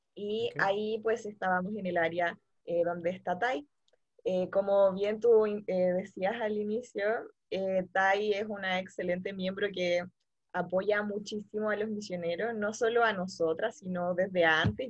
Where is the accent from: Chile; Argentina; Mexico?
Chile; Santiago, Santiago Metropolitan Region; soy de Santiago de Chile